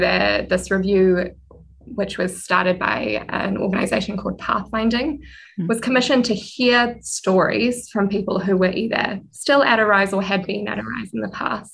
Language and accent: English; Auckland, New Zealand; also born or lived in Tauranga / Whanganui; So that's where I kind of come from in New Zealand, although I was born in Tauranga and then have lived in Tāmaki Makaurau for most of my life.